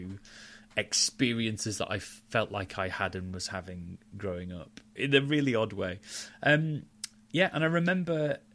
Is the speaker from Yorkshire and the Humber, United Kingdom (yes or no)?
yes; Halifax, Yorkshire and the Humber, United Kingdom; I grew up in Yorkshire